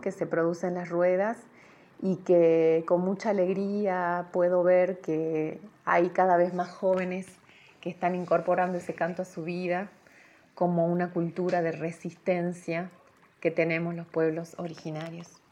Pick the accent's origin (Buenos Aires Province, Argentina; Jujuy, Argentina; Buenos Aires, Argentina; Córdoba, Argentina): Jujuy, Argentina; soy jujeña